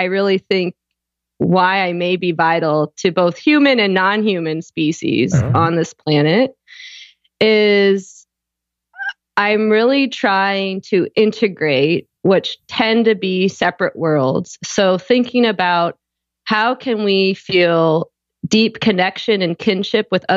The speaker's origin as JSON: {"language": "English", "area": "just outside Toronto", "region": "Ontario", "country": "Canada", "tie": "born or raised there", "also_born_or_lived": "Houston, Texas, United States / Austria"}